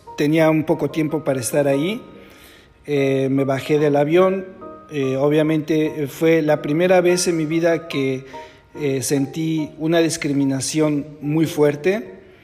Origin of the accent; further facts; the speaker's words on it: Mexico; moved away as an adult; now in Netherlands; cuando yo salí de México